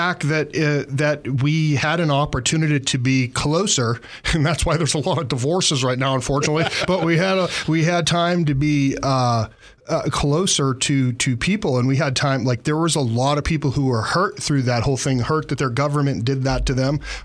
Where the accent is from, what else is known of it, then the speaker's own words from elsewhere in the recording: Massachusetts, United States; now in Montana, United States; I grew up in Massachusetts